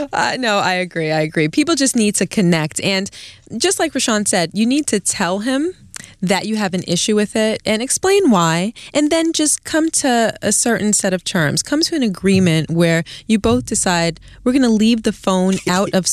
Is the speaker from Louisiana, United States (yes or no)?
no; New York City, New York, United States; also born or lived in Queens, New York; I grew up in East Flatbush, Brooklyn